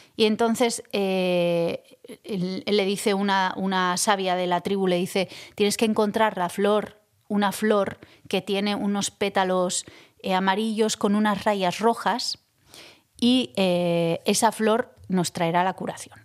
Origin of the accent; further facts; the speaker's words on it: Zestoa, Basque Country, Spain; mi infancia en Cestoa